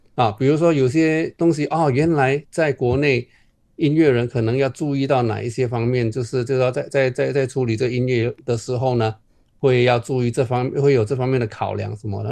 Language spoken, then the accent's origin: Chinese; Johor, Malaysia; moved away as an adult; now in Beijing, China; 我们从小在马来西亚长大